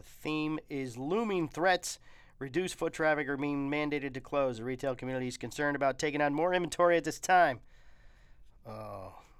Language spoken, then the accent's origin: English; Florida, United States; I've grown up in Florida. I grew up in Florida.